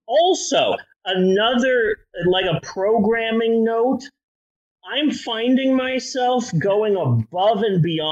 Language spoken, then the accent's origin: English; United States; we're American